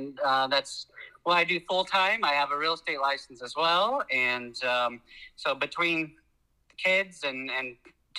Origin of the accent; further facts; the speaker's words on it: Oklahoma, United States; moved away as an adult; now in Florida, United States; I'm from Oklahoma.